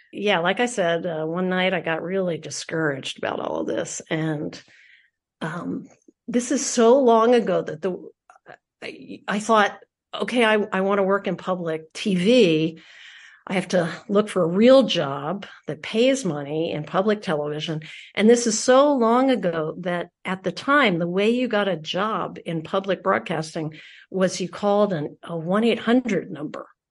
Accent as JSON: {"language": "English", "town": "Philadelphia", "region": "Pennsylvania", "country": "United States", "tie": "born or raised there", "said": "I am from Philadelphia"}